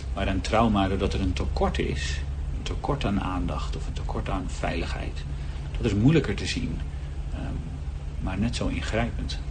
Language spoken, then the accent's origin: Dutch; Heerhugowaard, North Holland, Netherlands; Ik ben 36 jaar uit Herugewaard.